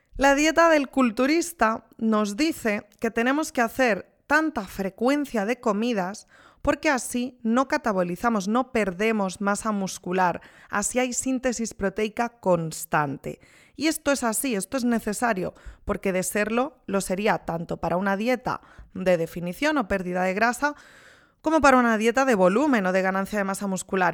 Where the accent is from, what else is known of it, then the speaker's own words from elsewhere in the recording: Spain; Soy de España